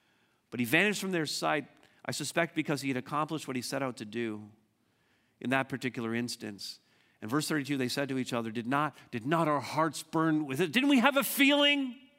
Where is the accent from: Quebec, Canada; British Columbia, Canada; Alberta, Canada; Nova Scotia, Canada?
Quebec, Canada; Montreal; also born or lived in Southern Ontario; We moved from Montreal to Southern Ontario, and we went through a massive crisis in many different ways.